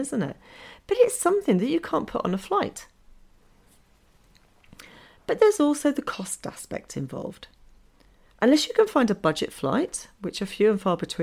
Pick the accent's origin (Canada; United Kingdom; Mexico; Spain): United Kingdom; England; moved away as an adult; now in Norway; I still have that mindset of being in England, because I'm English